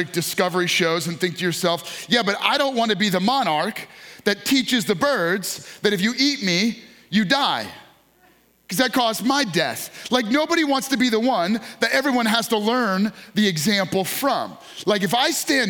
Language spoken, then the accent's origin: English; New York, United States; moved away; I grew up in New York